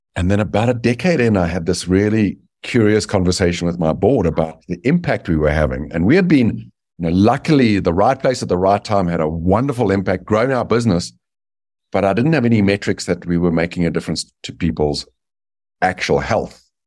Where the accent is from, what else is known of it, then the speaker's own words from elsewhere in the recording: South Africa; moved away as an adult; also born or lived in Dallas, Texas; now in United States; I was born in South Africa, and I had the good fortune of being born white in apartheid South Africa